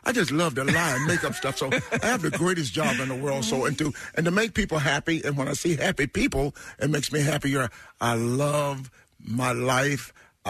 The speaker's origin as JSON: {"language": "English", "region": "the South", "country": "United States", "said": "because I'm from the South, and we had to go to church"}